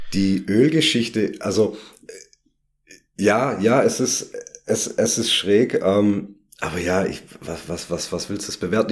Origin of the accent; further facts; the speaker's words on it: Southern Germany, Germany; wir hier aus dem süddeutschen Raum